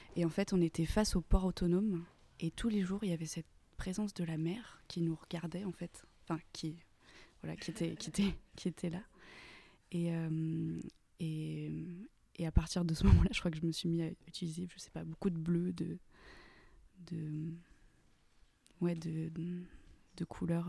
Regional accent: Saint-Étienne, Auvergne-Rhône-Alpes, France; moved away as an adult; also born or lived in Aix-en-Provence; now in Marseille, France; je viens de Saint-Étienne

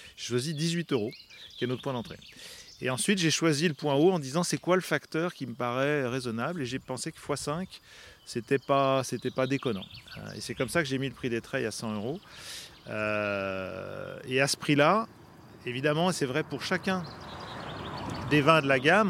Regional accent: Savoy, Auvergne-Rhône-Alpes, France; je suis savoyard

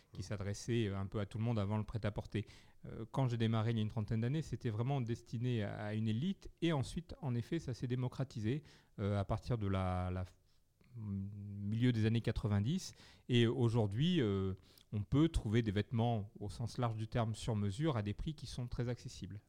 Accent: Bergerac, Nouvelle-Aquitaine, France; je suis né à Bergerac

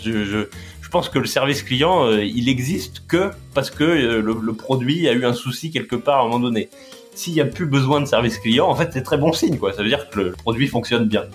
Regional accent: Laval, Pays de la Loire, France; j'ai grandi à Laval en Mayenne

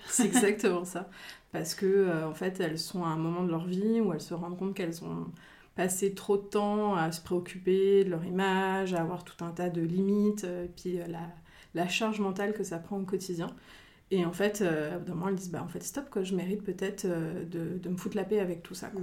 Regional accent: Picardy, Hauts-de-France, France; now in Reims, France; je suis originaire de Picardie, je vis déjà depuis plusieurs années sur Reims, donc on va dire rémoise d'adoption

